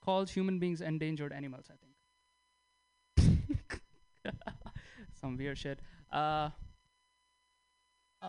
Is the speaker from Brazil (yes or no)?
no; India; English is a second language; moved away; I'm from India